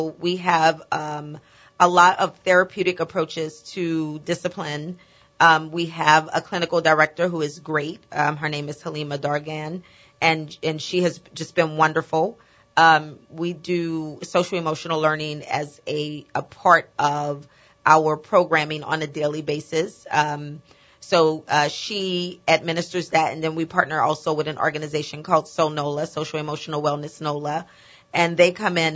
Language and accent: English; New Orleans, Louisiana, United States; I grew up here in New Orleans and was educated in the public school system here